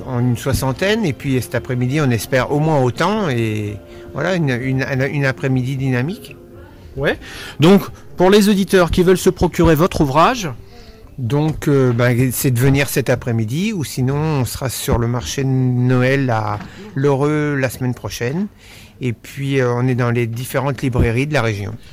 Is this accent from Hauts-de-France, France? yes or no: no; Sologne, Centre-Val de Loire, France; Ah ben nous, on est natif de Sologne